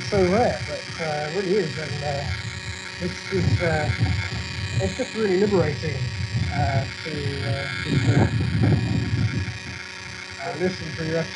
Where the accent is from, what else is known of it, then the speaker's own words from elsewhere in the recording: London, United Kingdom; I'm from London.